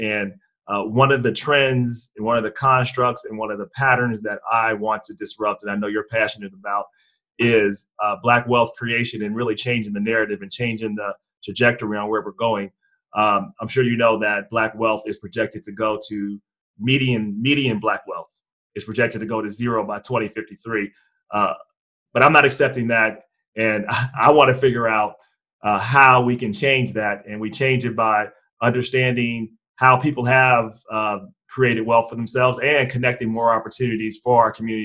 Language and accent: English; Cincinnati, Ohio, United States; I'm from Cincinnati, Ohio